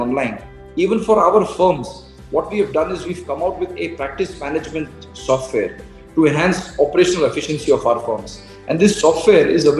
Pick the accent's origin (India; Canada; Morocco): India; Gujarat; I come from Gujarat